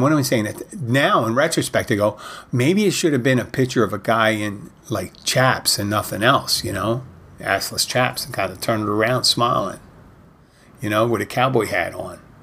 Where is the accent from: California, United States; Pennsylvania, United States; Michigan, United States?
Pennsylvania, United States; Philadelphia; now in Florida Keys, United States; I grew up in Philadelphia